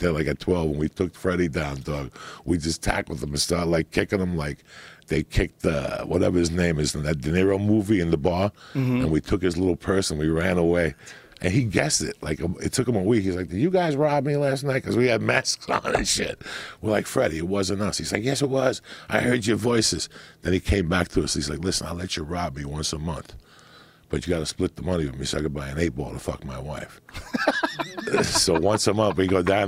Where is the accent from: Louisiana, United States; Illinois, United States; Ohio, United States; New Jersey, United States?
New Jersey, United States; also born or lived in Cuba / New York City; I grew up in Jersey